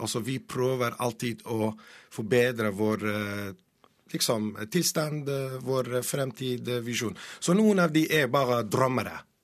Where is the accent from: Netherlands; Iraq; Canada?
Iraq; Iraqi Kurdistan, Kurdistan Region; Norwegian is a second language; now in Norway; Jeg er en kurder fra eh, Nord-Irak, Kurdistan